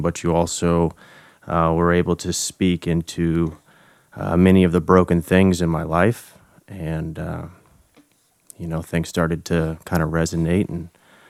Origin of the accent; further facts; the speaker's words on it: Decatur, Illinois, United States; my wife Hannah. I grew up here in Decatur, Illinois